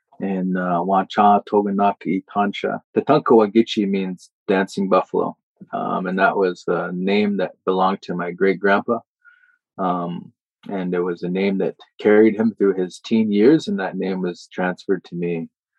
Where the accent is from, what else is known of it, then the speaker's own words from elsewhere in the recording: Morley, Alberta, Canada; I've grown up saying I'm from Morley